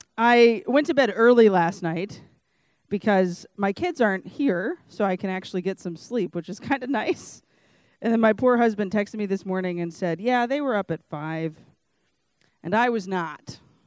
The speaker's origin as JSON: {"language": "English", "town": "Lake Charles", "region": "Louisiana", "country": "United States", "said": "And I'm obviously from Lake Charles, Louisiana, and I had no desire whatsoever to move to Scranton, Pennsylvania."}